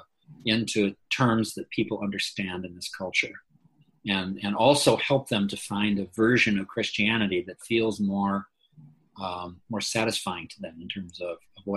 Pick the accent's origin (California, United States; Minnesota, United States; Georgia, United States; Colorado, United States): Minnesota, United States; Minneapolis; We're from Minneapolis, Minnesota, in the U.S.